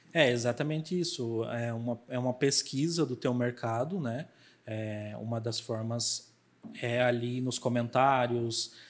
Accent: Chapecó, Santa Catarina, Brazil; eu venho da cidade de Chapecó, né? Eu sou lá do sul.

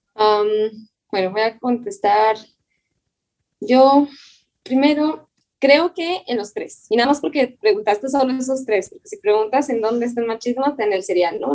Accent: Chihuahua, Mexico; Yo soy originaria de Chihuahua. Ahorita vivo en Chihuahua, justamente

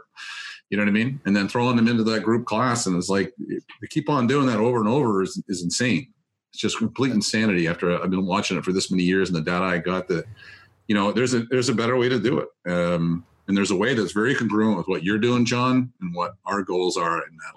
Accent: Gaspé, Quebec, Canada; moved away; back where I grew up in Gaspé

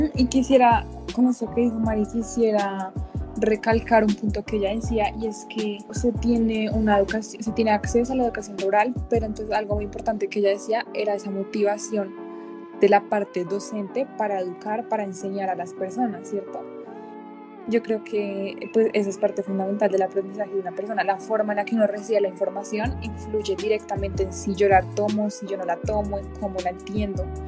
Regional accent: Colombia; nosotros como colombianos, como parte de esta sociedad

